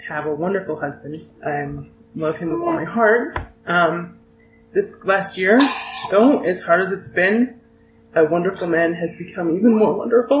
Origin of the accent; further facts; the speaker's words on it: Utah, United States; I grew up in Utah